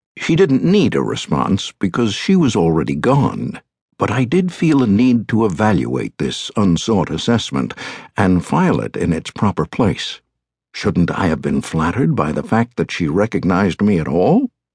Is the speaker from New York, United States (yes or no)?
yes; New York City, New York, United States; I was born on October twenty-second, nineteen thirty-nine, at Lenox Hill Hospital, located on Manhattan's Upper East Side